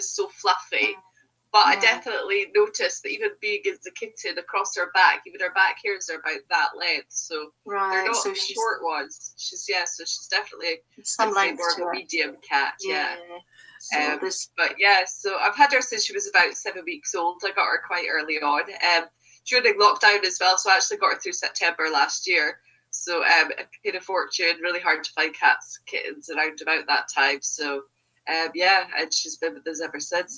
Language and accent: English; Scotland, United Kingdom; I'm from Scotland.